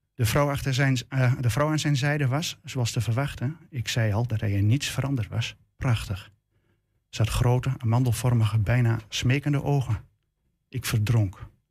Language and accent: Dutch; Enschede, Overijssel, Netherlands; Ik ben al bijna 58 jaar Enschedeer. De stad waar ik geboren ben is mijn behang.